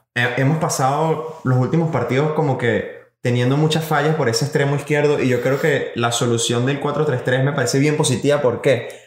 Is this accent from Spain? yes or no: no; Venezuela; nosotros somos como venezolanos que somos